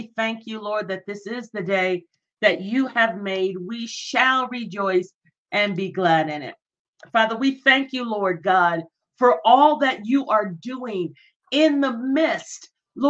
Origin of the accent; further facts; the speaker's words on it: United Kingdom; I'm from UK.